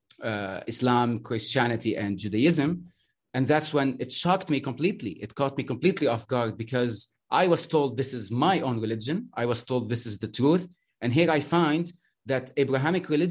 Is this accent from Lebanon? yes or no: yes; Lebanon; I'm Lebanese. I'm from the Arab world.